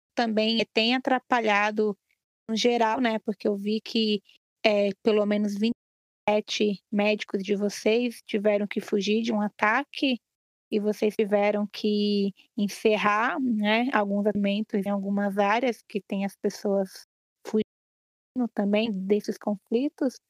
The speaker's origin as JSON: {"language": "Portuguese", "region": "São Paulo", "country": "Brazil", "said": "eu sou de São Paulo"}